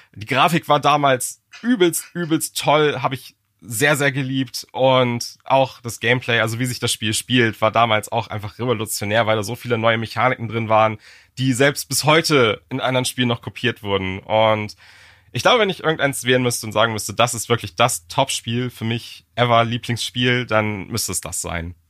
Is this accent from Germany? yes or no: yes; Germany; als Deutscher